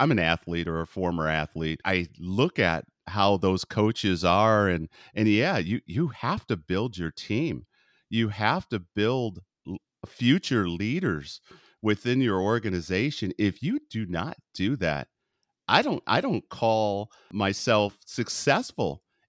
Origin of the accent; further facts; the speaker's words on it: Texas, United States; moved away; And imagine, I came from Texas to Northern California, the shock that I felt.